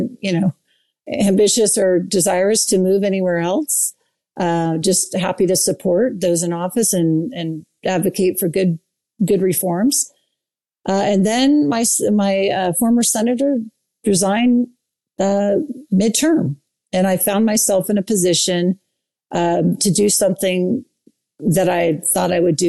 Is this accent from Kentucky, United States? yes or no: no; Saratoga Springs, Utah, United States; and I'm from Saratoga Springs, and the 12 other candidates were all from Lehigh.